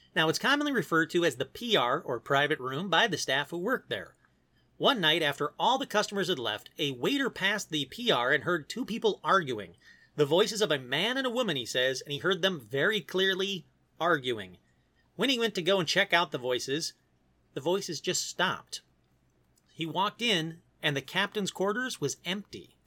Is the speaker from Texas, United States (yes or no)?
no; Detroit, Michigan, United States; I grew up in Detroit